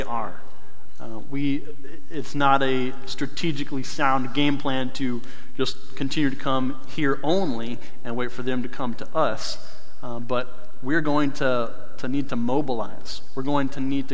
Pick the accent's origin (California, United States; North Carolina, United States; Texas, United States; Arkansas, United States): North Carolina, United States; moved away; I grew up in North Carolina